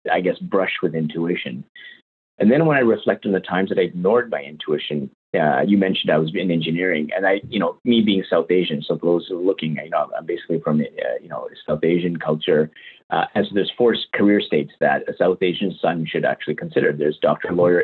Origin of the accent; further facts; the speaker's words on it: Winnipeg, Manitoba, Canada; now in London, Canada; Canadian. So born and raised in Winnipeg, Canada. I now live in London, Ontario.